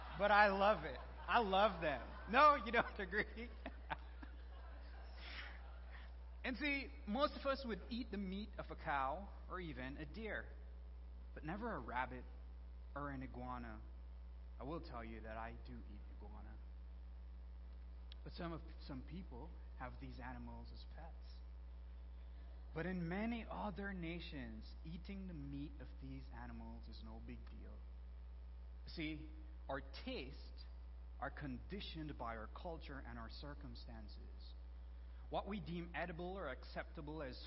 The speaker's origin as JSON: {"language": "English", "country": "Belize", "moved": "yes", "said": "I'm originally from Belize"}